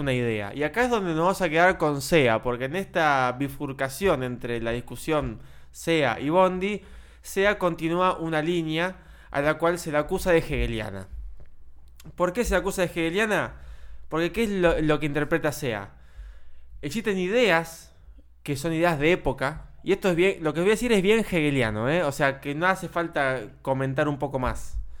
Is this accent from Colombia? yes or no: no; Argentina; nosotros, como argentinos